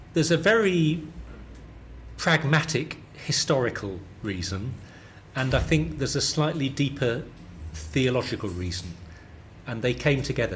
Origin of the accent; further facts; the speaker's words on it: St Albans, East of England, United Kingdom; accent: London southern; I grew up in a town just north of London, about 30 miles north, called St Albans